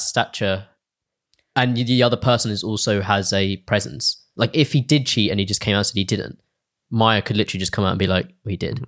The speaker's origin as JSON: {"language": "English", "region": "England", "country": "United Kingdom", "accent": "English", "said": "my English accent"}